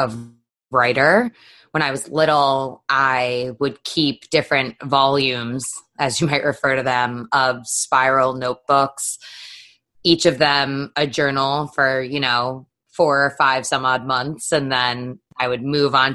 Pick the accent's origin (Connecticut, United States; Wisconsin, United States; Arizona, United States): Connecticut, United States; I grew up in Connecticut and went to the University of Connecticut